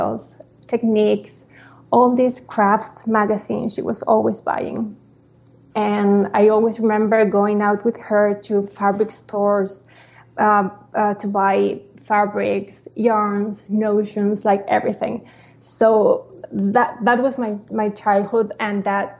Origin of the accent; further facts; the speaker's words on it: Santiago, Santiago Metropolitan Region, Chile; moved away as an adult; now in Chicago, United States; I was born in Santiago, Chile, and I have lived all my life there until 2019 when I moved to Chicago to live with my husband.